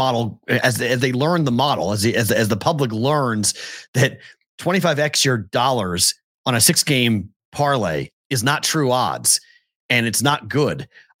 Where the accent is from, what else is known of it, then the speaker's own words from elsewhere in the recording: Massachusetts, United States; moved away; I'm from Massachusetts.